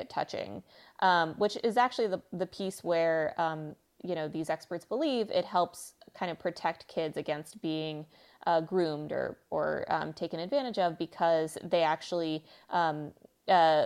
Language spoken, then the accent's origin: English; Texas, United States; I'm from Texas